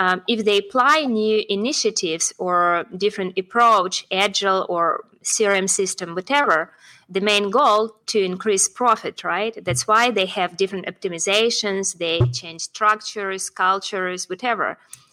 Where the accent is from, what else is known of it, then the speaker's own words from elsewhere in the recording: Russia; I'm from Russia